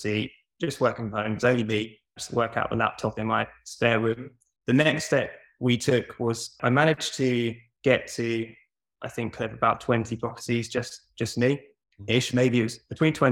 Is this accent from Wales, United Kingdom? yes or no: no; Norwich, East of England, United Kingdom; also born or lived in Portsmouth; I wanted to move back to Norwich. I'm from Norwich